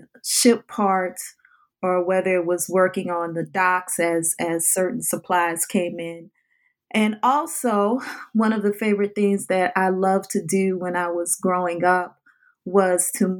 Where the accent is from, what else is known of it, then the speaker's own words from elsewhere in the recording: New Orleans, Louisiana, United States; water is part of my DNA in terms of how I lived a life growing up in the New Orleans area